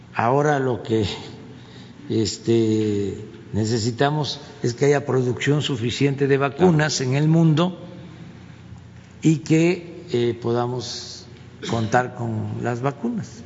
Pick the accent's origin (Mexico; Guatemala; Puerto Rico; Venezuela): Mexico; lo que somos los mexicanos